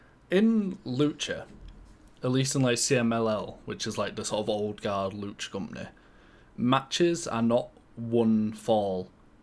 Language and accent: English; United Kingdom; I'm British.